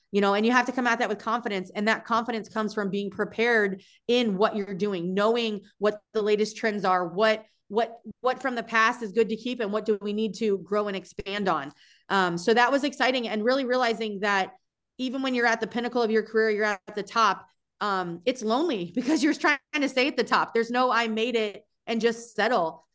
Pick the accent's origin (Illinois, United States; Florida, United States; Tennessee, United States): Florida, United States; South; moved away as an adult; also born or lived in Madison, Wisconsin; growing up in South Florida